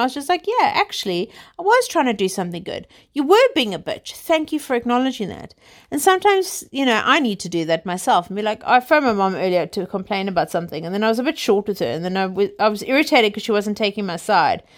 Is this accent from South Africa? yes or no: yes; South Africa; I'm South African, as you guys know from my dodgy accent. I grew up literally living in the sunshine, outdoors, on the beach